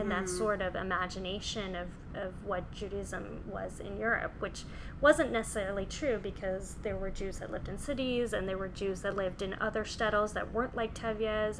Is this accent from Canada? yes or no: yes; Canada; someone who was born and raised in Canada.